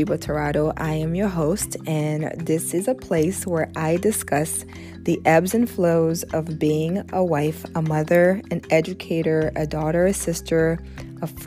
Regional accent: DR Congo; also born or lived in Ivory Coast / Cameroon; now in United States; I was born in Ivory Coast and I lived there for about 3 to 4 years. And then I moved to the Democratic Republic of Congo, where my entire family is from

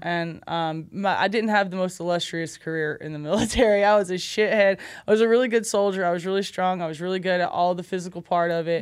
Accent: Cocoa, Florida, United States; also born or lived in Alabama; that's my hometown. That's, that's Cocoa.

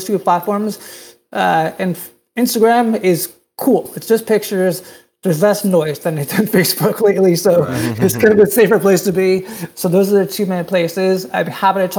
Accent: New Jersey, United States; I grew up in New Jersey, and I went to the Jersey Shore

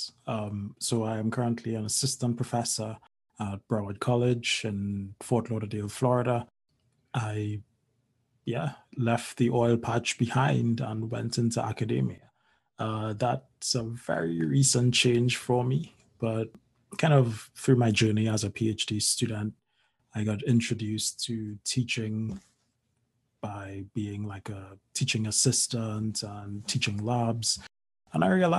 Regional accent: Barataria, Trinidad & Tobago; also born or lived in San Fernando, Trinidad; I grew up in the north end of Trinidad. So just like 10 minutes outside of the capital city of Port of Spain, in a lovely town called Barataria.

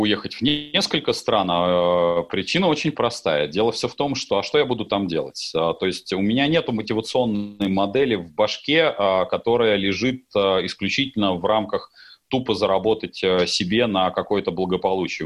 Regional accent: Russia; как россиянин

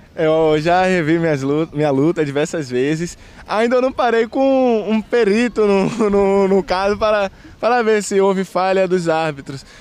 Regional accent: Conceição do Almeida, Bahia, Brazil; also born or lived in Sapeaçu; nasci em Sapiaçu, mas fui criado em Conceição do Almeida, uma cidade vizinha

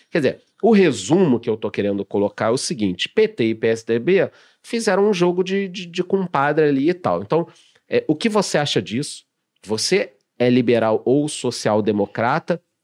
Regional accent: Rio de Janeiro, Brazil; moved away; eu que sou carioca

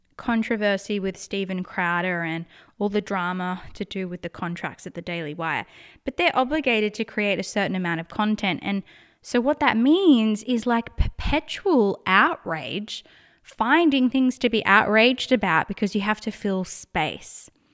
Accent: Australia; accent: Australian; I'm in Australia, if you can't tell by my accent

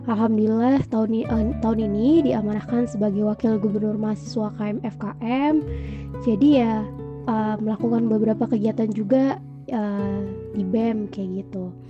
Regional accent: Metro, Lampung, Indonesia; dan aku anak Lampung juga, uh, tepatnya dari Kota Metro.

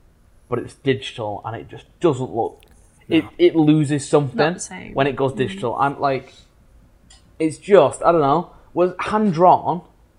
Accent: England, United Kingdom

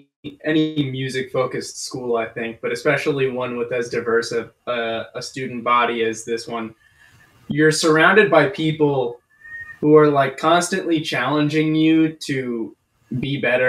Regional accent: New Jersey, United States; the other guitarist, and I am also from New Jersey.

